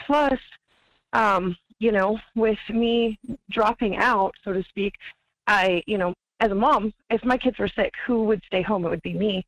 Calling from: Wasilla, Alaska, United States; calling from Wasilla.

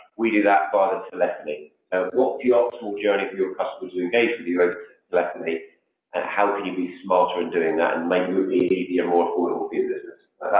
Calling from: London, United Kingdom; In just on the outskirts of London in the UK.

